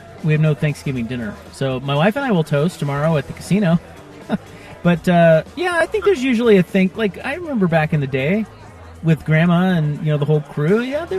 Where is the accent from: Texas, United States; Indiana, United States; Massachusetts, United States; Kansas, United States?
Kansas, United States; Salina; moved away; Salina. Which is my hometown.